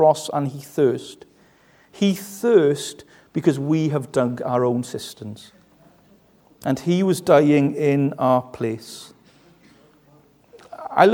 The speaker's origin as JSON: {"language": "English", "region": "West Wales", "country": "United Kingdom", "said": "I come from West Wales, which means I'm a little bit tight."}